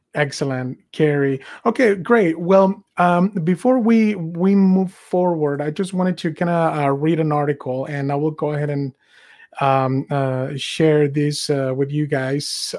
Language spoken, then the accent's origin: English; Mexico; moved away as an adult; now in United States; I was born and raised in Mexico. I came here in 2003